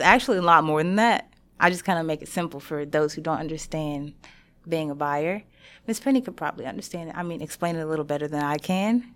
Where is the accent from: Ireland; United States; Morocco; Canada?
United States; Shreveport, Louisiana; I'm from Shreveport